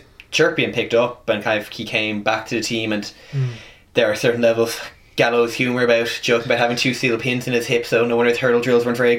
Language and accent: English; United States